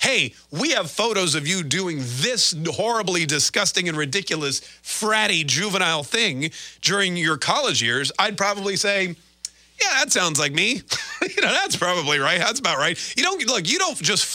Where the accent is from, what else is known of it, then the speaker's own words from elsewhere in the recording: Canada; moved away; people always call me a self-hating Canadian because I was born in Canada